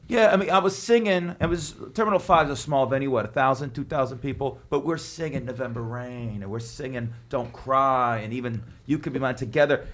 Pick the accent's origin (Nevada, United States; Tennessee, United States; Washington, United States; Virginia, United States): Nevada, United States; Las Vegas; now in New York, United States; growing up in Vegas